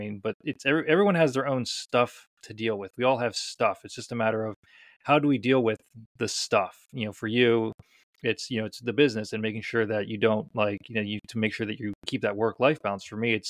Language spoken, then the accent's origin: English; Scotland, United Kingdom; oh yeah, I'm Scottish, I'm just going to tough through it